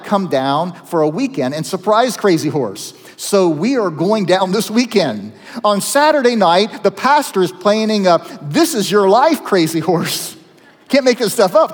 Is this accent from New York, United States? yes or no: no; Zanesville, Ohio, United States; my hometown of Zanesville when I was in high school